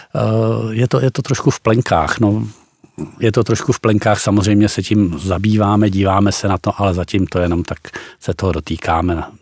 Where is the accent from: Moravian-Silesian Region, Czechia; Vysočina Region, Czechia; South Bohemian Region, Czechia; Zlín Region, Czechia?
Vysočina Region, Czechia; já jsem taky z Vysočiny